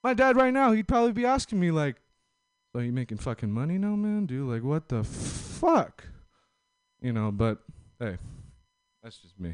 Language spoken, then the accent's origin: English; Los Angeles, California, United States; I'm from L.A., SoCal